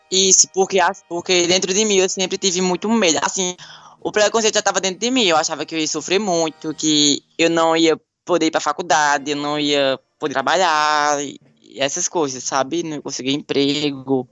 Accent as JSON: {"language": "Portuguese", "town": "Surubim", "region": "Pernambuco", "country": "Brazil", "tie": "born or raised there", "said": "Eu nasci e me criei aqui em Surubim mesmo"}